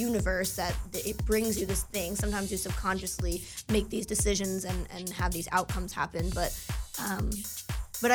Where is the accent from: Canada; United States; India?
United States; moved away as an adult; also born or lived in New Jersey; I'm from New York, and my family lives there